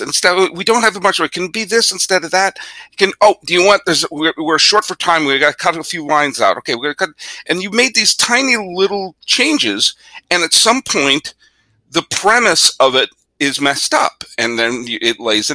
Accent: Massachusetts, United States; also born or lived in Geneva, Switzerland; my family in 1981, because of my dad's job, we moved from Massachusetts to Switzerland for 2 years

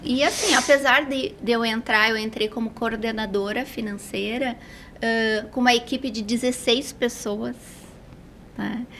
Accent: Porto Alegre, Rio Grande do Sul, Brazil; moved away as an adult; Eu sou gaúcha de Porto Alegre, estou aqui há três anos.

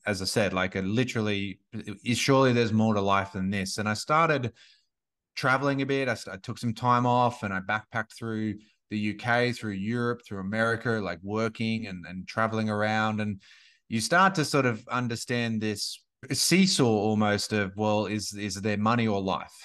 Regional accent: Gold Coast, Queensland, Australia; moved away as an adult; now in Sunshine Coast, Australia; I grew up on the Gold Coast

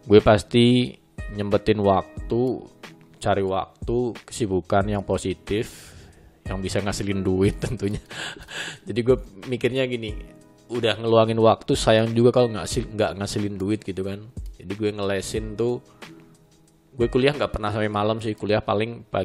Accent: Sumatra, Indonesia; Nah ternyata ada senior gue juga orang Sumatera, Jambi gitu tepatnya

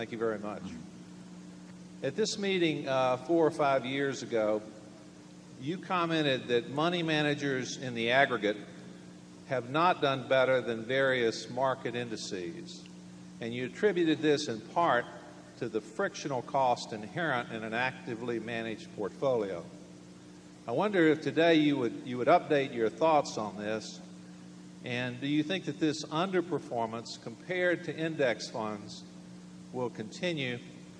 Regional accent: Jackson, Mississippi, United States; Mr. Buffett, Mr. Munger … from Jackson, Mississippi.

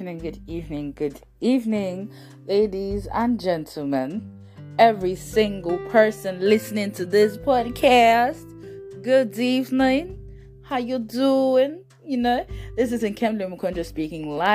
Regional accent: Nigeria; moved away; As a Nigerian

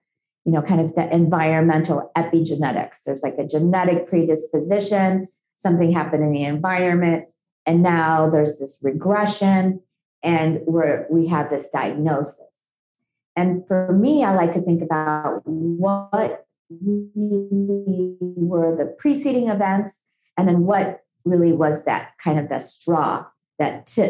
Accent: India; moved away; I was born in India. I have a lot of exposure to lead in childhood

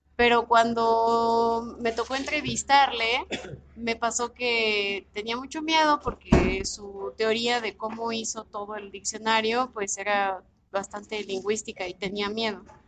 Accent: Mexico City, Mexico; Sí, sí, soy, soy de aquí de México, nací aquí en la ciudad

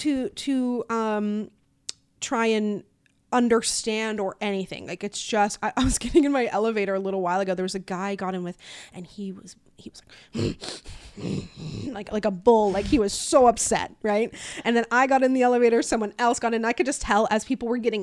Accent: Newfoundland and Labrador, Canada; funny. I don't get any comments on videos asking where my Canadian accent is, but I get it asking where my Newfoundland accent is.

